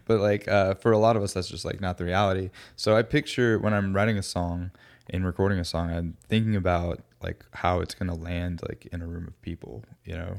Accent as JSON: {"language": "English", "town": "Alpharetta", "region": "Georgia", "country": "United States", "tie": "born or raised there", "also_born_or_lived": "Florida / Athens, Georgia", "said": "I grew up in the Atlanta area, like the suburbs"}